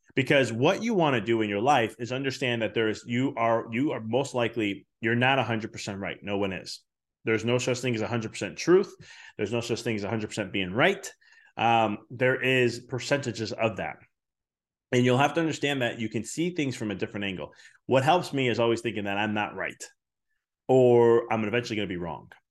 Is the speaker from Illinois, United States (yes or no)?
yes; Chicago, Illinois, United States; I come from Chicago